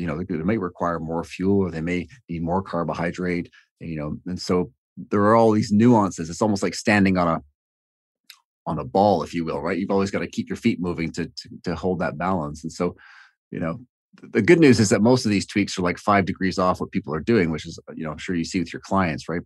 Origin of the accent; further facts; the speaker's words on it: Toronto, Ontario, Canada; also born or lived in Hamilton, Canada; I'm from Toronto